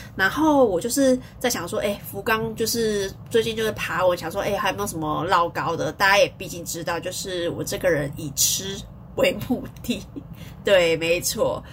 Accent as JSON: {"language": "Chinese", "country": "Taiwan", "said": "我们台湾人"}